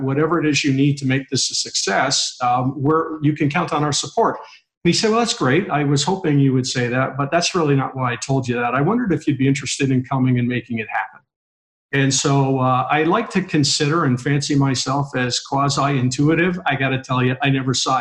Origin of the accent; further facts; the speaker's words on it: Toronto, Ontario, Canada; now in Dallas, United States; I grew up in Canada, born in downtown Toronto